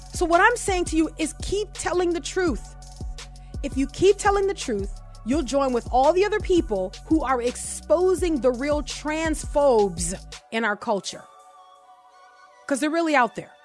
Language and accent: English; New Orleans, Louisiana, United States; accent: New Orleans; my first language, which is New Orleans